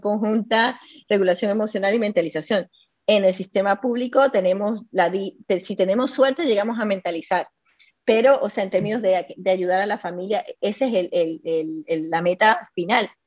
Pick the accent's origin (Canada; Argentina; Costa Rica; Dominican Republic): Costa Rica; moved away; also born or lived in Chile; yo crecí en Costa Rica, pero como tú sabes, yo viví un año en Chile hace 25 años